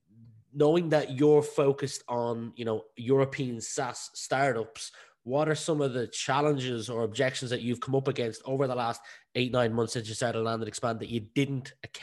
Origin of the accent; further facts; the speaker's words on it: Ireland; I've spent a fair bit of time in America and I'm obviously from Ireland